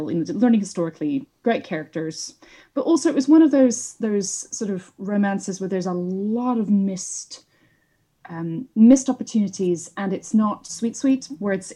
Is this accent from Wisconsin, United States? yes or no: yes; Wisconsin, United States; accent: American; moved away as an adult; now in London, United Kingdom; I grew up in the Midwest of America in Wisconsin